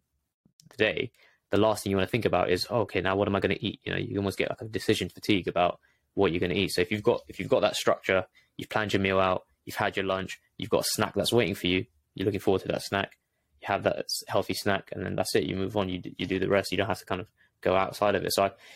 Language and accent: English; London, United Kingdom; I was born in London, grew up in London, ended up going to uni in London as well.